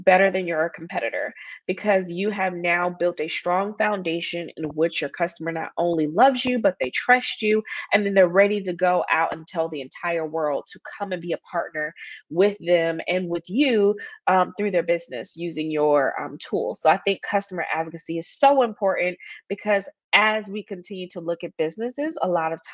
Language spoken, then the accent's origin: English; Atlanta, Georgia, United States; moved back to my hometown of Atlanta